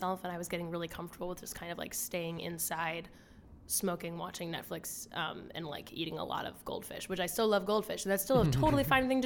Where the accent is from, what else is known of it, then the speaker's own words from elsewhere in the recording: Philadelphia, Pennsylvania, United States; I'm from Philadelphia